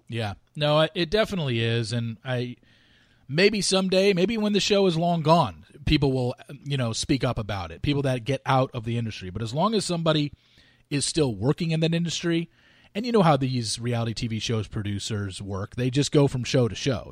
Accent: Southern California, United States; I grew up in Southern California.

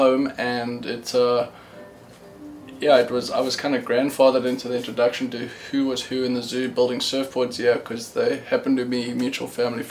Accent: South Africa; born there; I started I was born in South Africa.

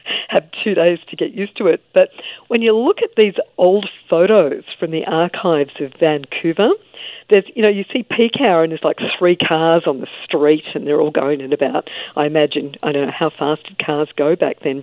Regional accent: Australia; being an Australian

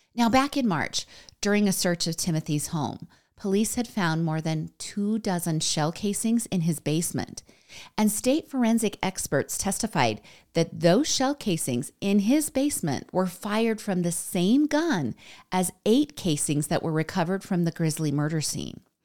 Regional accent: United States; I'm American

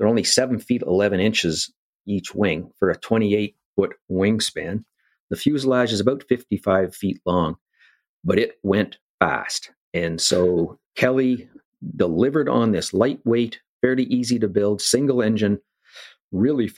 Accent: Ottawa, Ontario, Canada; Born in Ottawa

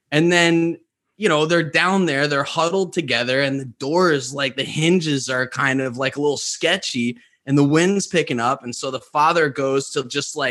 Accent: New York, United States; I grew up in New York

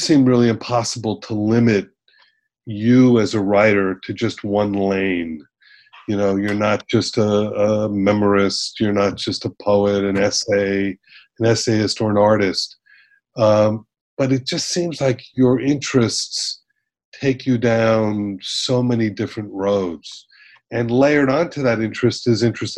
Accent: Miami Beach, Florida, United States; I was born in Miami Beach, raised in Miami Beach

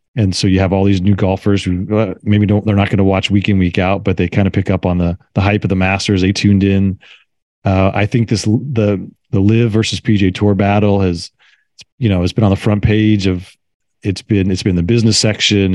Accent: Carmel, California, United States; my hometown here in Carmel, California

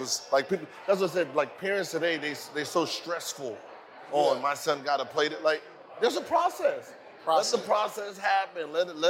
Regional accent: the Valley, California, United States; Yeah, so I grew up with Gary in the Valley

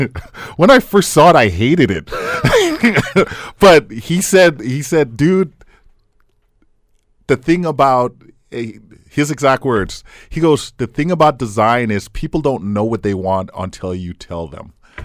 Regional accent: Hamilton, Ontario, Canada; And I told them I'm from Hamilton, and they said, "What part of Toronto is Hamilton?"

